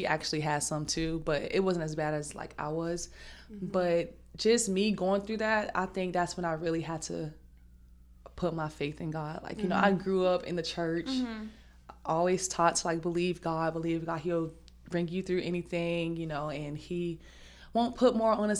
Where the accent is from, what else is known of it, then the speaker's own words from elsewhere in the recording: Southeast Georgia, United States; moved away as an adult; I am from Southeast Georgia